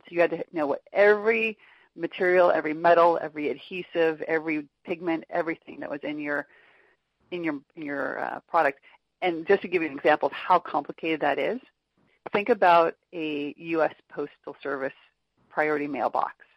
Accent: Orange County, Southern California, United States; I grew up in Orange County, which is Southern California near Los Angeles

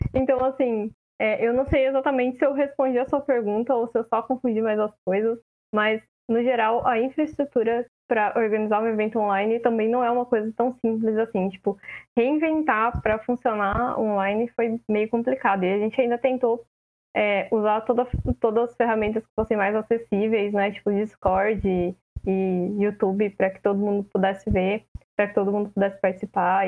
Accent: interior of São Paulo, Brazil; eu sou do interior de São Paulo

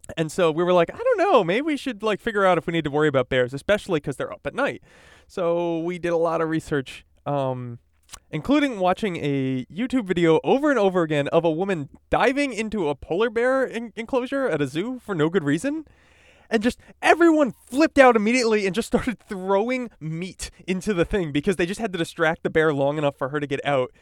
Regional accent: East Coast, United States; now in California, United States; I grew up on the East Coast

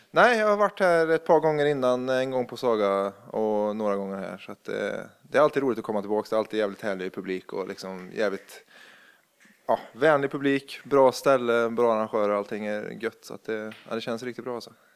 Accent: Värmland, Sweden; now in Gothenburg, Sweden; jag är från Värmland, från en liten bruksort

